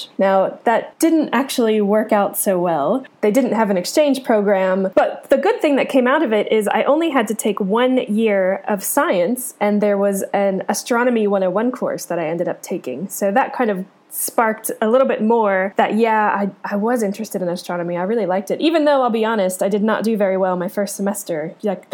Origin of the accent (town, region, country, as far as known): Cincinnati, Ohio, United States; born or raised there